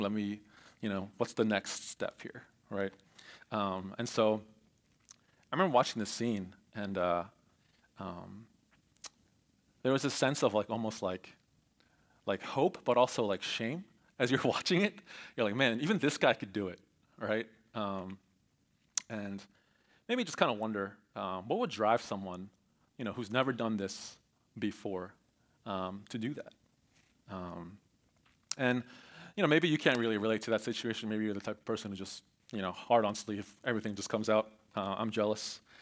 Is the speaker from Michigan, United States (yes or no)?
no; Voorhees, New Jersey, United States; I grew up in Cherry Hill, um, actually in Voorhees